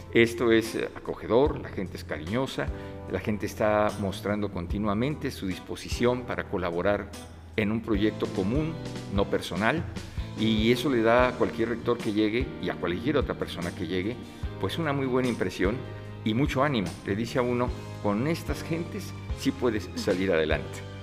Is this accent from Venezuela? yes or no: no; Mexico City, Mexico; also born or lived in Uruapan, Michoacán; soy nacido en la Ciudad de México, pero mi familia habitaba en ese momento en Michoacán, somos de origen michoacano y potosino, y eh, nací accidentalmente en esa ciudad